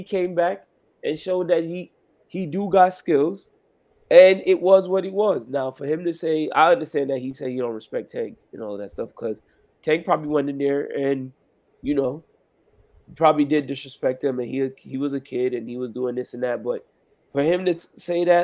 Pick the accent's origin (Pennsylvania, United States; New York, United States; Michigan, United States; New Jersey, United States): New York, United States; I'm from New York